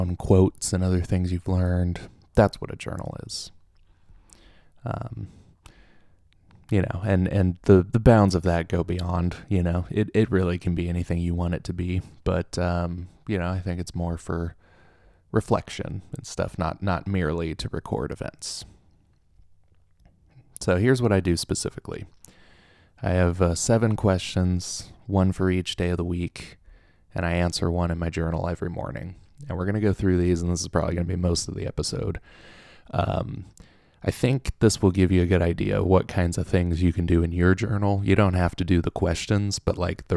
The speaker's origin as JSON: {"language": "English", "area": "Southern Orange County", "region": "California", "country": "United States", "moved": "yes", "lives_now": "Oklahoma, United States", "said": "I'm from Southern Orange County"}